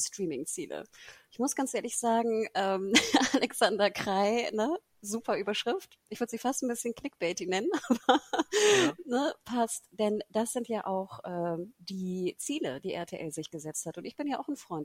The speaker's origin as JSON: {"language": "German", "region": "Hamburg", "country": "Germany", "said": "ich als Hamburgerin"}